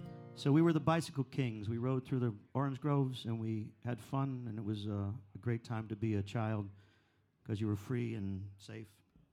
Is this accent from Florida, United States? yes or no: yes; Central Florida, United States; I grew up in Florida